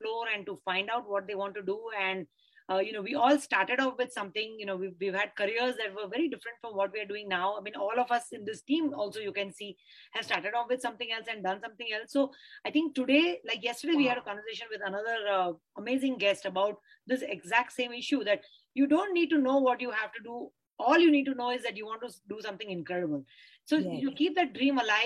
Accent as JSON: {"language": "English", "town": "Mumbai", "region": "Maharashtra", "country": "India", "tie": "born or raised there", "said": "I grew up in Bombay. So, you know, Bombay is in my blood."}